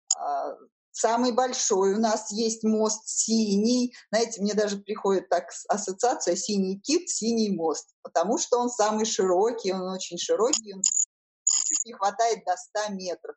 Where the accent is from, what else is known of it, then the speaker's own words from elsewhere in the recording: Saint Petersburg, Russia; я коренная петербурженка. А, все мои родственники тут жили